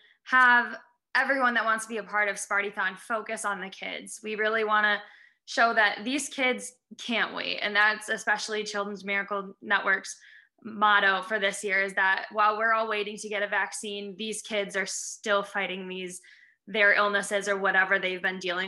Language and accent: English; Indiana, United States; moved away as an adult; now in Michigan, United States; I'm actually from Indiana